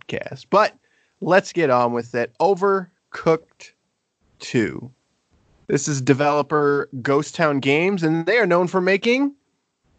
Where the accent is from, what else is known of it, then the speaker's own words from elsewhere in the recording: South Bend, Indiana, United States; I'm from South Bend